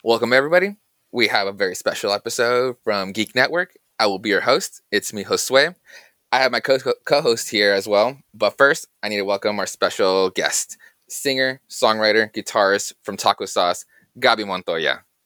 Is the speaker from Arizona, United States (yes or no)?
yes; Yuma, Arizona, United States; originally, we're, we're both from Yuma, Arizona